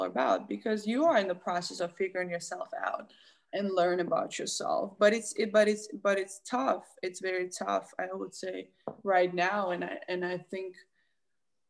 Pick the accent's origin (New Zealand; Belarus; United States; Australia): Belarus; I'm from Belarus.